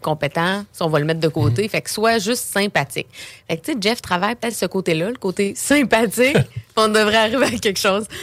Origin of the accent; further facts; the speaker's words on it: Beauce, Quebec, Canada; moved away as an adult; now in Quebec City, Canada; je viens de la Beauce quand j'ai commencé mon entreprise à Québec